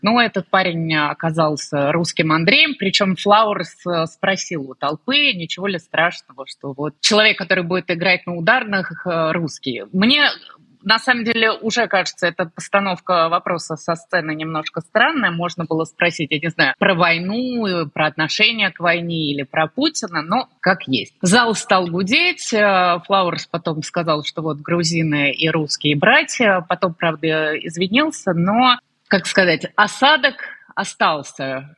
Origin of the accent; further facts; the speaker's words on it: Russia; moved away as an adult; now in Georgia; я из России, я русская